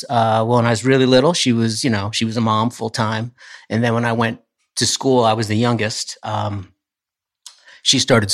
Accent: Poughkeepsie, New York, United States; also born or lived in Hopewell Junction; I grew up in the Poughkeepsie area.

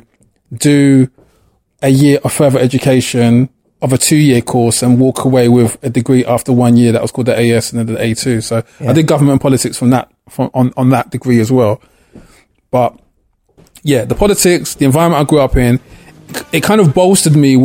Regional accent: London, United Kingdom; The area I grew up in Clapton, East London, Hackney

